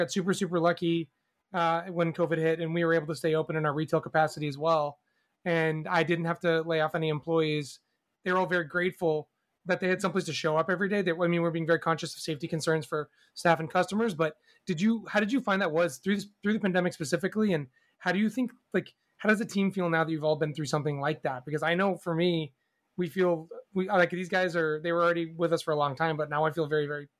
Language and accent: English; New York, United States; That's as a New Yorker, I'm mystified by that.